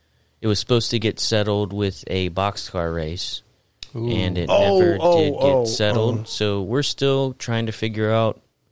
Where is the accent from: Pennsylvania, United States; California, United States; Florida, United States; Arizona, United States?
Florida, United States; I'm from Florida